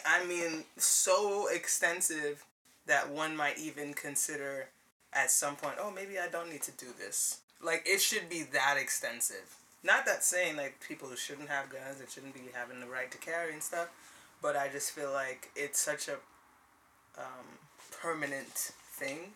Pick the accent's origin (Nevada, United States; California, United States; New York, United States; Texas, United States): New York, United States; New York City; I was born and raised in Brooklyn. My parents are Grenadian, both of them, so technically I guess I am also Grenadian.